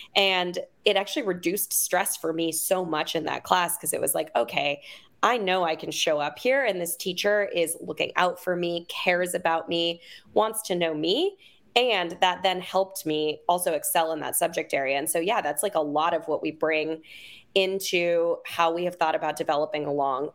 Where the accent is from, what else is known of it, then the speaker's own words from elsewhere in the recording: Oakland, California, United States; I'm originally from Oakland.